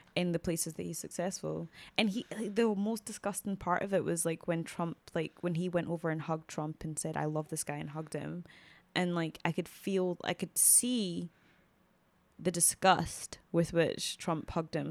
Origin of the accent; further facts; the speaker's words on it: Scotland, United Kingdom; even us as like Scottish people, even me as a Scottish black woman